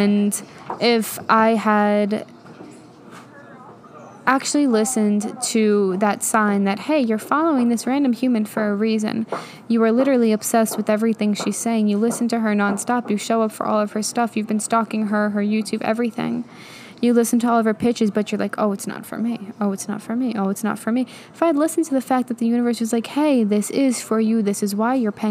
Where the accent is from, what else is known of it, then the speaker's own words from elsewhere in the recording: New York, United States; moved away; I'm from New York